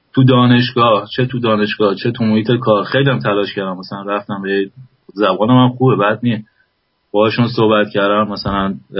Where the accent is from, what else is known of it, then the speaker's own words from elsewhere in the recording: Iran; moved away as an adult; گفتم ایرانی